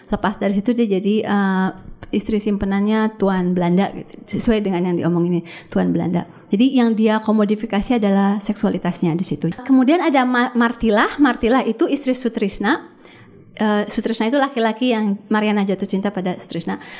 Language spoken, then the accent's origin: Indonesian; Bandung, West Java, Indonesia; itu kan settingnya Bandung. Saya kan orang Bandung.